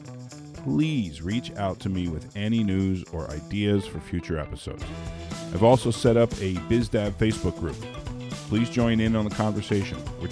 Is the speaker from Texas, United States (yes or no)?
no; South Florida, United States; moved away as an adult; also born or lived in New York City, United States; now in Volusia County, Florida, United States; I grew up in South Florida, where both of my parents were entrepreneurs